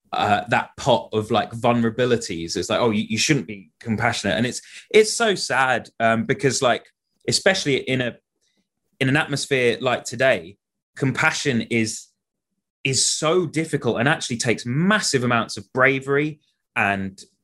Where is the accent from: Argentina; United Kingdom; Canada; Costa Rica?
United Kingdom; especially us, like growing up in Britain, where we have this hangover of the Victorian era